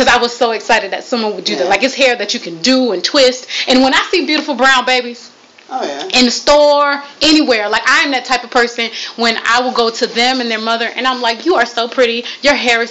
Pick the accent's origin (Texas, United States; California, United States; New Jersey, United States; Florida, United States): Florida, United States; I am from Florida